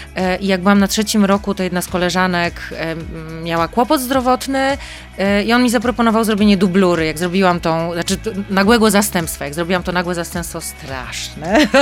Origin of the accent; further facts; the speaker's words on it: Mikołów, Silesian Voivodeship, Poland; now in Warsaw, Poland; jestem mm, miejskim dzieckiem, nie z jakiegoś dużego miasta, pochodzę z Mikołowa, ale jednak e, dziecko z miasta